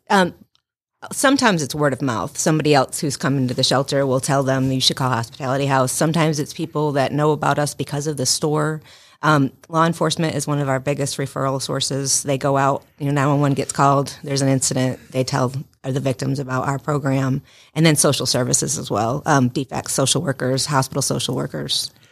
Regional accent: Western Massachusetts, United States; moved away as an adult; also born or lived in North Carolina; now in Rome, United States

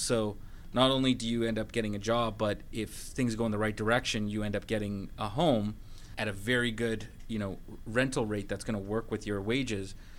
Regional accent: Vancouver, British Columbia, Canada; moved away as an adult; now in Atlanta, United States; I'm originally from Vancouver, Canada, and I came here during a, a kind of economic recession in 2011

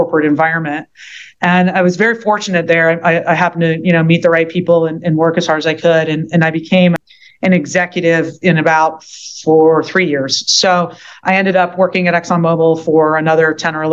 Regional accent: Philadelphia, Pennsylvania, United States; moved away; also born or lived in Southeast Louisiana; I'm from Philadelphia, and my parents are getting a little older

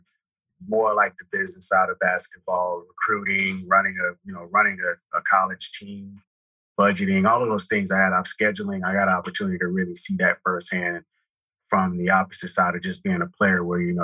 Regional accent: Houston, Texas, United States; also born or lived in Katy, Texas; I grew up in Texas, in Houston. That's where I was born and raised

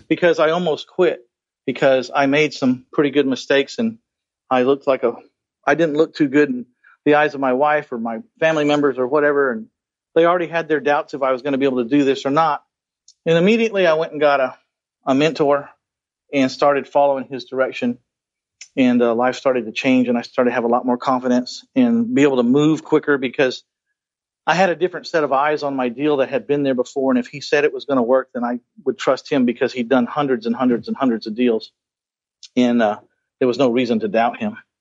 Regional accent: San Antonio, Texas, United States; my hometown of San Antonio, Texas

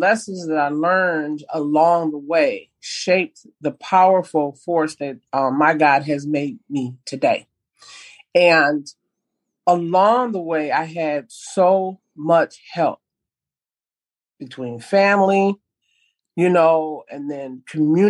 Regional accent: Minneapolis, Minnesota, United States; growing up in North Minneapolis

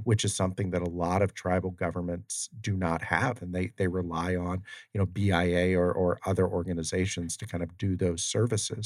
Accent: Ohio, United States; I'm from Ohio, and there's a lot of farmland

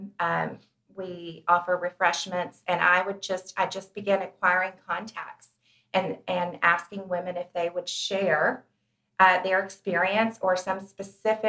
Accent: Chattanooga, Tennessee, United States; moved away as an adult; I grew up in Chattanooga, but I've been gone for many years. And I had recently moved back

